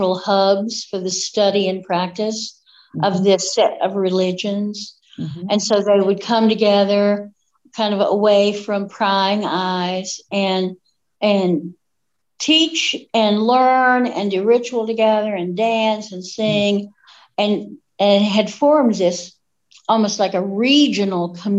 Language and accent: English; Appalachia, United States; accent: Appalachian patois; It's nice to be back in Tennessee where I can have my real accent.